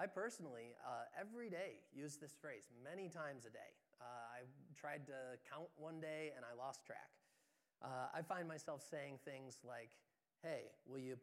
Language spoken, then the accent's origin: English; Moravia, New York, United States; I'm more specifically from Moravia